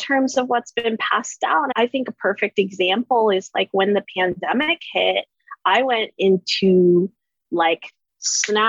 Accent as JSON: {"language": "English", "town": "Katy", "region": "Texas", "country": "United States", "tie": "born or raised there", "said": "I grew up in Katy, Texas"}